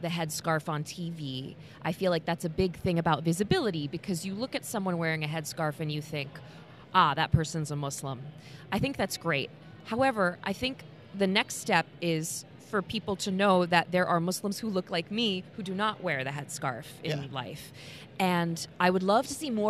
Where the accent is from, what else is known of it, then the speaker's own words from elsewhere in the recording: Indiana, United States; accent: Midwest; I'm from Indiana